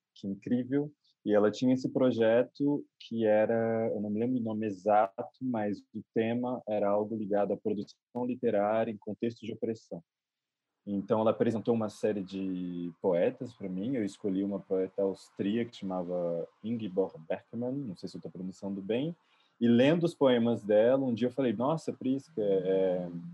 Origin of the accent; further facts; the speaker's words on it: Juiz de Fora, Minas Gerais, Brazil; moved away as an adult; also born or lived in France; sou nascido em Juiz de Fora, Minas Gerais.